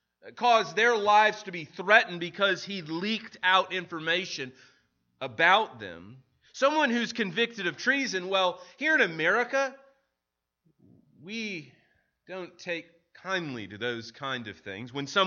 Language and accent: English; St. Louis, Missouri, United States; I remember growing up in St. Louis where that kind of headline, a death row inmate found innocent, was really a common theme, particularly in Illinois and in Missouri.